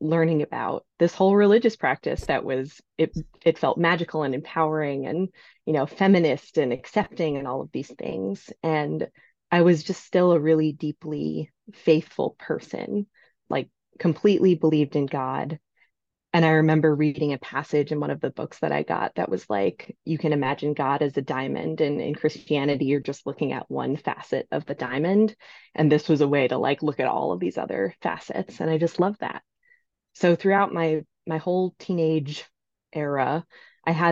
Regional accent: New York City, New York, United States; I'm from New York. I'm from New York City, and I grew up in a, I would say, fairly Catholic family

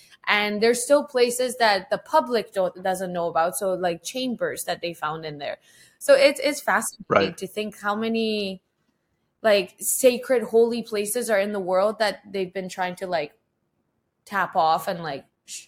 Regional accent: Tehran, Tehran Province, Iran; Yes, I was born in Tehran, which is the capital city of Iran. And it is the busiest place. It's like Mexico City. It's super busy, super congested, huge population, chaos. but we grew up there

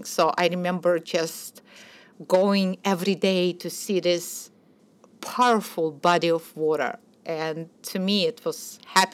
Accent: Minsk, Belarus; moved away as an adult; also born or lived in Kyiv, Ukraine; now in Jersey City, United States; I was born in Kiev, Ukraine, and I grew up in Minsk, Belarus

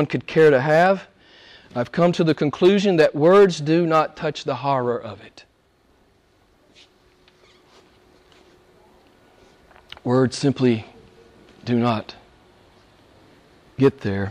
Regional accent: United States; moved away as an adult; Back in the States some years ago, I was very active in the pro-life movement. I spoke to different groups. I traveled all over my home state

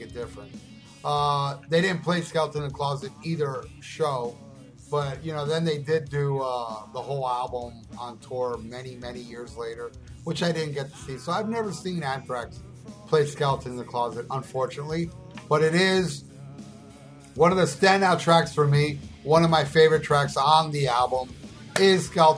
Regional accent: United States; I'm as an American as the American Indians because we were all born here

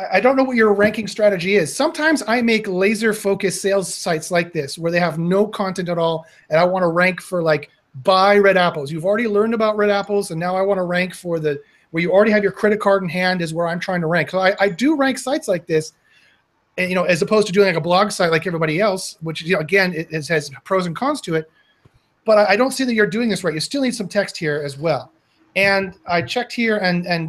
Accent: Canada; I'm Canadian.

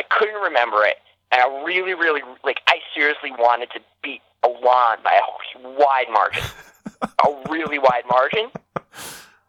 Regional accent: outside Newark, New Jersey, United States; I literally grew up, like, one town away from Newark, New Jersey

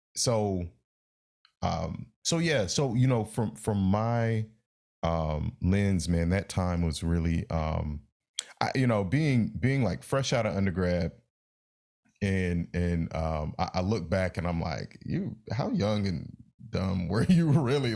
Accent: Raleigh, North Carolina, United States; the way I grew up in Raleigh

